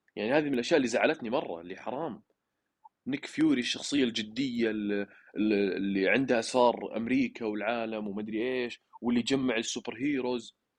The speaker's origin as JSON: {"language": "Arabic", "country": "Saudi Arabia", "said": "لنا كعرب او كسعوديين"}